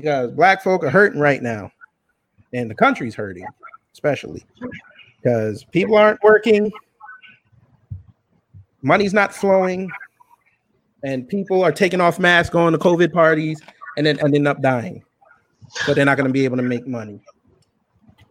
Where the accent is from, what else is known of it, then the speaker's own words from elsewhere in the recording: Jamaica; I'm Jamaican.